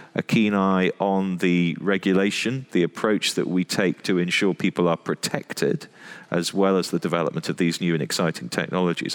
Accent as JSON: {"language": "English", "country": "United Kingdom"}